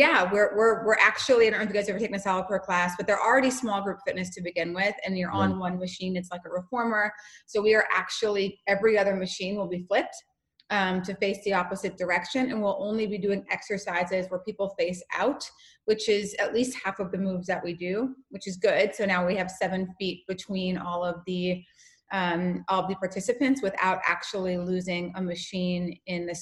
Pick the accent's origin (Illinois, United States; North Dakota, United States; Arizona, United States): North Dakota, United States; moved away; I'm from North Dakota